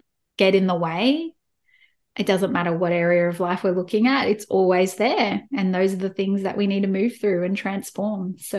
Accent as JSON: {"language": "English", "country": "Australia", "accent": "Australian", "said": "as you can tell from my accent, I'm in Australia"}